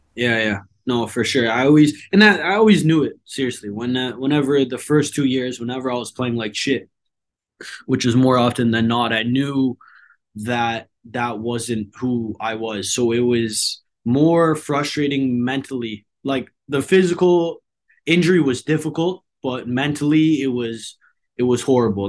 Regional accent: Hamilton, Ontario, Canada; moved away as an adult; now in Vancouver, Canada; When I went home, it felt more like home, back to Hamilton

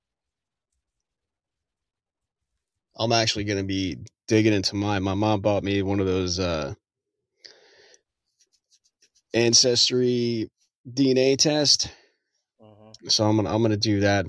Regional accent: New Jersey, United States; now in Texas, United States; I'm originally, born and raised in New Jersey

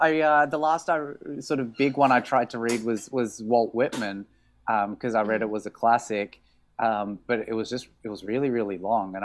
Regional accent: Australia; accent: honking; moved away as an adult; As you can probably hear from my honking accent, I'm from Australia. I moved here just a little over 3 years ago.

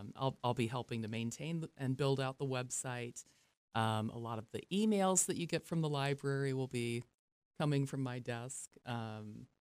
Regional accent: Ohio, United States; also born or lived in Ithaca, New York; I grew up here in Ohio

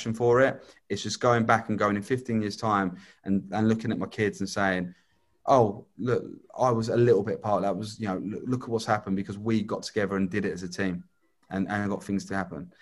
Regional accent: Hastings, South East England, United Kingdom; And Hastings is my hometown. Regardless if I was born elsewhere, I've lived most of my life in Hastings.

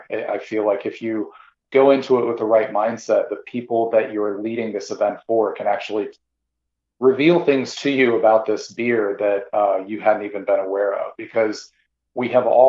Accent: Midwest, United States; My own particular background, I grew up primarily in the Midwest.

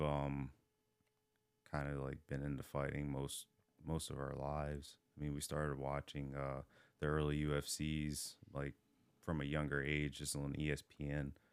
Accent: Hagerstown, Maryland, United States; also born or lived in Baltimore; I grew up in Hagerstown. Um, I grew up also in Baltimore, like, here and there

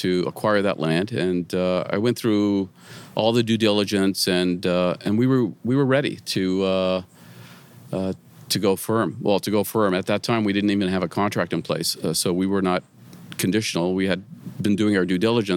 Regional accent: Mississauga, Ontario, Canada; I grew up in Mississauga

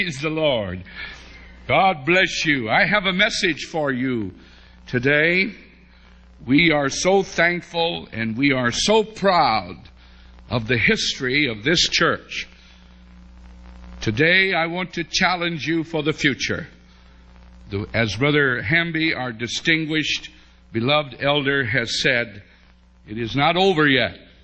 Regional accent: West Virginia, United States; I was from West Virginia

